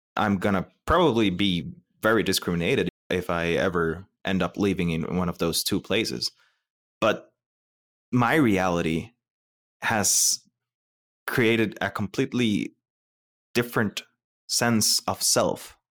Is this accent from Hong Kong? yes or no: no; Costa Rica; moved away; I am from Costa Rica.